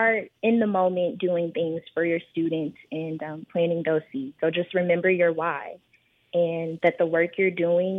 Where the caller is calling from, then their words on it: Houston, Texas, United States; I am calling in today from Houston.